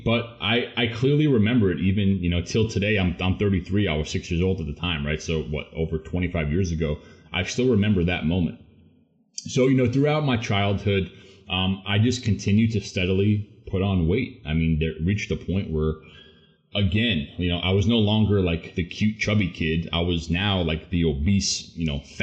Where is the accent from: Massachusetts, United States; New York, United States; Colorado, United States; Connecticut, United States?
New York, United States; Long Island; born and raised on Long Island, New York